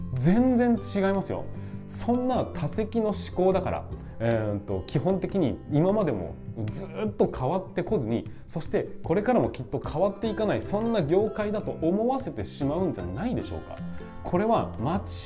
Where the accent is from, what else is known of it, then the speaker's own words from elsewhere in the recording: Tokachi, Hokkaido, Japan; 我が地元十勝